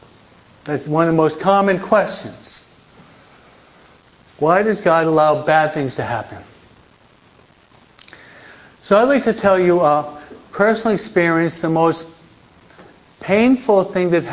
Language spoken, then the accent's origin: English; United States; also born or lived in New Jersey; now in California, United States; at least I'm from the East Coast, I'm a New Yorker from New York, New Jersey.